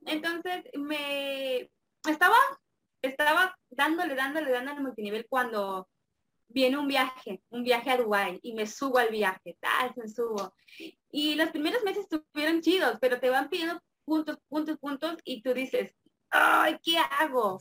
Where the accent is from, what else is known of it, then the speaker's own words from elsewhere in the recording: Campeche, Mexico; soy de México, específicamente de acá de Campeche